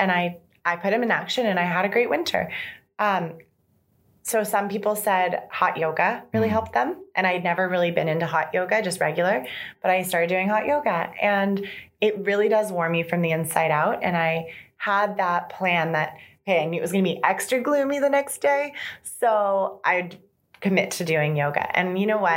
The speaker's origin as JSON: {"language": "English", "town": "San Francisco", "region": "California", "country": "United States", "also_born_or_lived": "Vancouver, Canada", "moved": "as an adult", "lives_now": "Canada", "said": "I'm originally from San Francisco"}